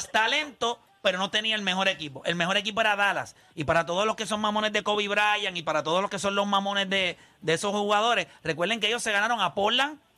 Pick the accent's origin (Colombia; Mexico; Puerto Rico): Puerto Rico; San Juan; Yo tengo 62 años y soy de Puerta de Tierra.